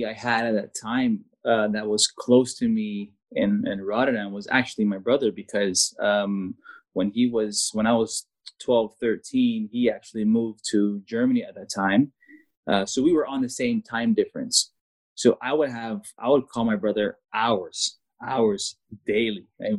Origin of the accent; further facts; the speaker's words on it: Canada; And as a foreigner, as a Canadian at that time